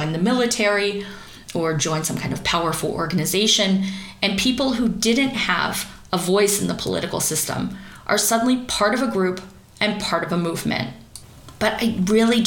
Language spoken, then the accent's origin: English; East Coast of America, United States; the little teeny tiny town that I grew up in on the East Coast of America